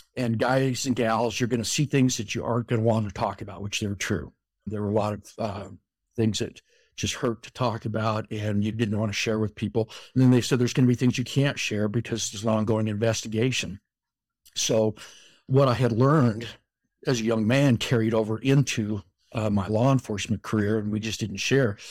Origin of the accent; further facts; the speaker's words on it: Colorado, United States; moved away as an adult; now in Utah, United States; I grew up in Colorado, out on the plains in a small farm town